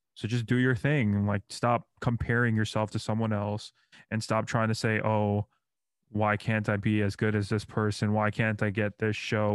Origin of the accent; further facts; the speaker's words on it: New York, United States; now in Orlando, United States; I'm from New York